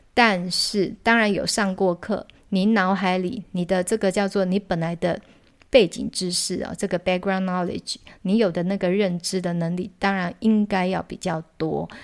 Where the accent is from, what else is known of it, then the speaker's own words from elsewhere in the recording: Taiwan; 像我们台湾